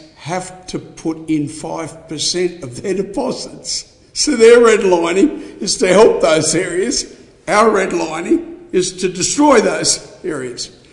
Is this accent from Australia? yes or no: yes; Cloncurry, Queensland, Australia; my hometown of Cloncurry, my family have lived for 150 odd years in that area